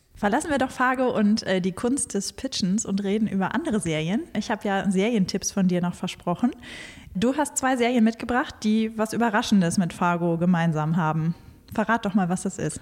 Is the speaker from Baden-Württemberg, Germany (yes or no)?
no; North Hesse, Germany; ich bin in Nordhessen aufgewachsen